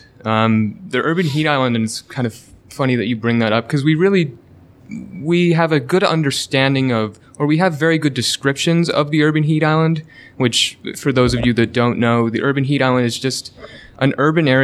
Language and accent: English; Michigan, United States; moved away as an adult; also born or lived in Portland, Oregon; Originally, I'm from Michigan, but I did my undergrad at the University of Portland